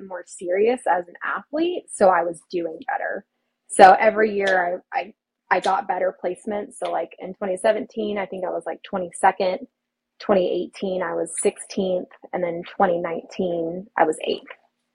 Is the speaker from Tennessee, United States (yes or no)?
no; Austin, Texas, United States; moved away as an adult; now in California, United States; born and raised in Austin, Texas. I didn't move out of that state until 2021